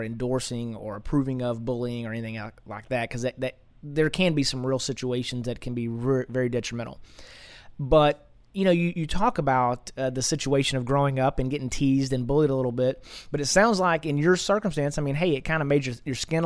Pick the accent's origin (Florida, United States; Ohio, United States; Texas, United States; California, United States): Texas, United States; East; also born or lived in Dallas; I'm just a good old East Texas boy, and so, you know, I grew up out in East Texas